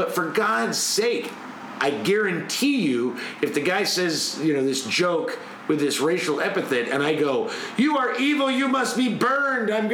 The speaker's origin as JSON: {"language": "English", "region": "the South", "country": "United States", "tie": "born or raised there", "said": "I grew up in the South"}